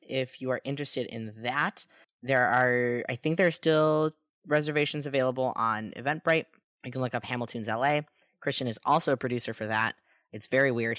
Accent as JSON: {"language": "English", "country": "United States", "said": "I'm an American"}